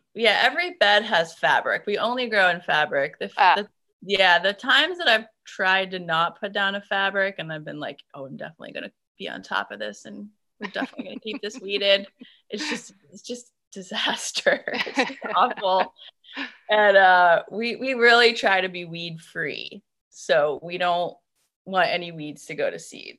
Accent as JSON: {"language": "English", "region": "Maine", "country": "United States", "tie": "born or raised there", "also_born_or_lived": "North Carolina", "moved": "as an adult", "said": "I grew up in Maine and my family is up here. So we decided to come back"}